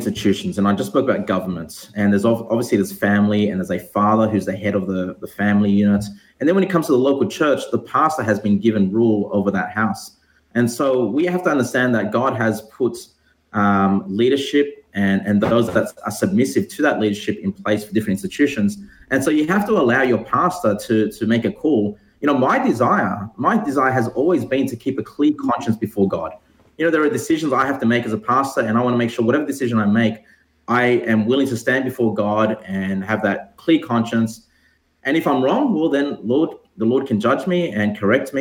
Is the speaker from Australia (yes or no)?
yes; Sydney, New South Wales, Australia; moved away as an adult; now in Sunshine Coast, Australia; I'm originally from Sydney